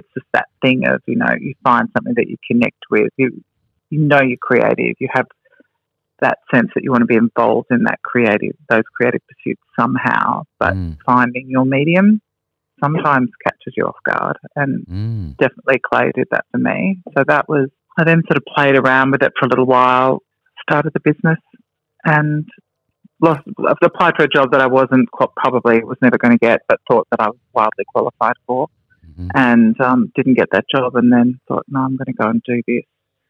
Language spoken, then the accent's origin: English; Melbourne, Victoria, Australia; now in Sydney, Australia; No. I moved to Sydney from Melbourne.